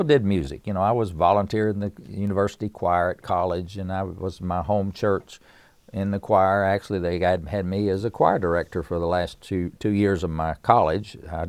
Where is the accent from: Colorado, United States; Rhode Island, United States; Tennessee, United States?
Tennessee, United States; Erwin; now in Winston-Salem, United States; I live in Winston-Salem, North Carolina. I was born and raised in East Tennessee, a little mountain town in Upper East Tennessee called Irwin, and born in the hills of Tennessee to a family that loved music.